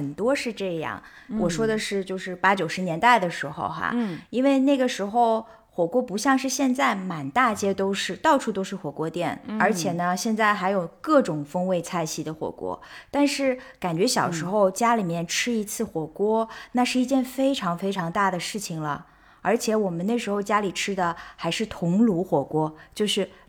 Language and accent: Chinese; Shanghai, China; 首先呢，因为我爸妈是知青嘛，所以他们其实是每到了过年才能够从外地回到上海，所以最开心的一件事情当然是爸爸妈妈回家了嘛。我就记得就是以前上海